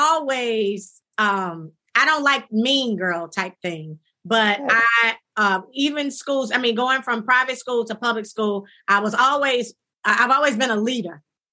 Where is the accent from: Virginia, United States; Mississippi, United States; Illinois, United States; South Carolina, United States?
Mississippi, United States; Jackson; I am from Jackson. This is my city